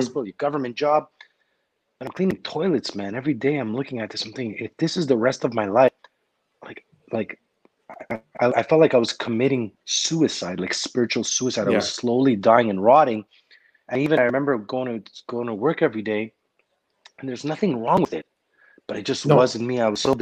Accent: Montreal, Quebec, Canada; I grew up in Park X

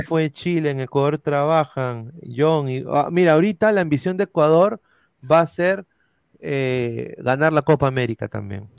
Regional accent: Peru; como peruano

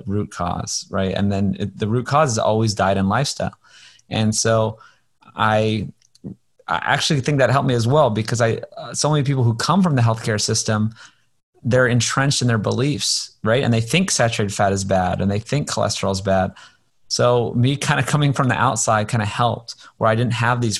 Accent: Hawaii, United States; I grew up in Hawaii

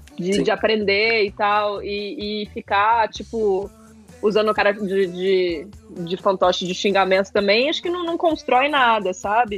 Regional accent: interior of Minas Gerais, Brazil; eu sou do interior de Minas

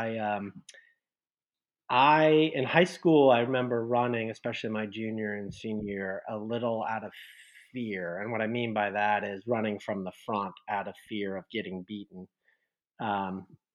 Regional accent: Westerville, Ohio, United States; moved away; also born or lived in Bloomington, Indiana; I actually grew up in Columbus, Ohio, or suburb of Columbus, Ohio, Westerville

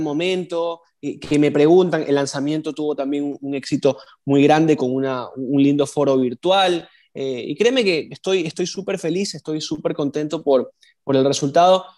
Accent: Ecuador

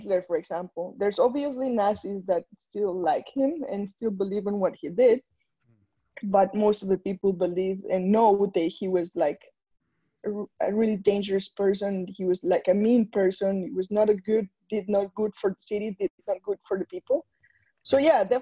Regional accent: Medellín, Antioquia, Colombia; now in Montreal, Canada; I was born in Medellin, Colombia in 1989

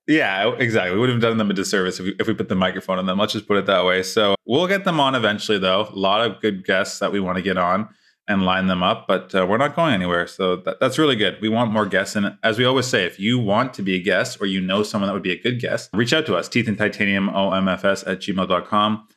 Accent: Toronto, Ontario, Canada; also born or lived in London, Ontario / Montreal, Quebec / Charlotte, North Carolina; I'm born and raised in Toronto

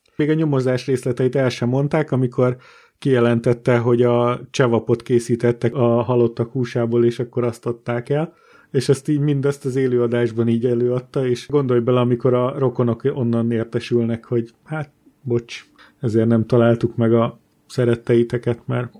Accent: Borsod-Abaúj-Zemplén, Hungary; Hárman borsodból származunk

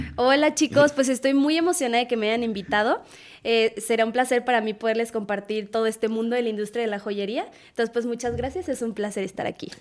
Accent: Irapuato, Guanajuato, Mexico; moved away as an adult; also born or lived in León, Guanajuato; now in Guadalajara, Mexico; soy de Irapuato, Guanajuato

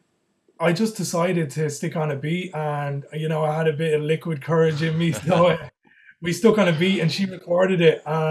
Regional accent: County Kildare, Ireland; now in Dublin, Ireland; I'm originally from Kildare. I'm living in Dublin.

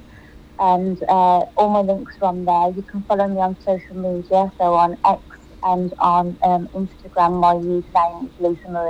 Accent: Birmingham, West Midlands, United Kingdom; accent: English; I'm from Birmingham in the UK, hence the English accent

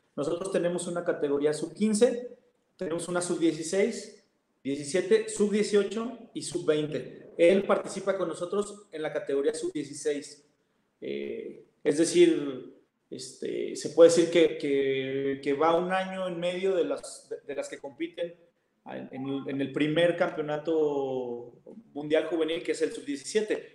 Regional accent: Mexico

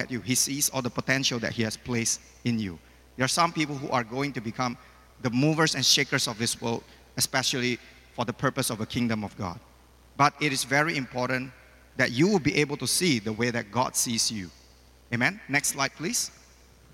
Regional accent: Medan, North Sumatra, Indonesia; now in Malaysia; I just opened a new business in Medan, my hometown

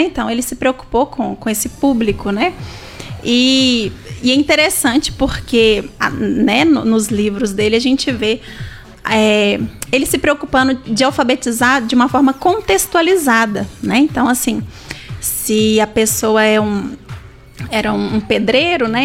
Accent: Brazil; first language Portuguese; nós nascemos aqui no Brasil e falamos o português

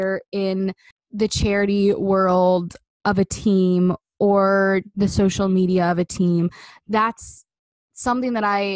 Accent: Canada; I'm Canadian

